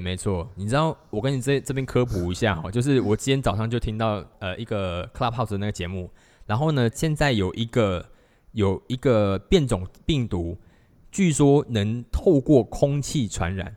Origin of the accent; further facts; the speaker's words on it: Malaysia; 我在马来西亚曾经，我，我高中的时候我打工一个小时才三块半钱